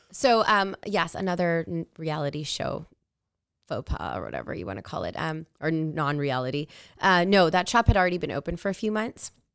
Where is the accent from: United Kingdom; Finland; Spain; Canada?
Canada; Edmonton, Alberta; I was born and raised in Edmonton, Alberta.